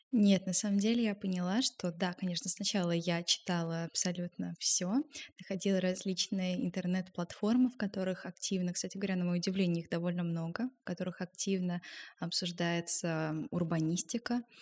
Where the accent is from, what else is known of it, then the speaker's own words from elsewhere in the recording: Moscow, Russia; И я родилась в Москве и росла вместе с бабушкой и дедушкой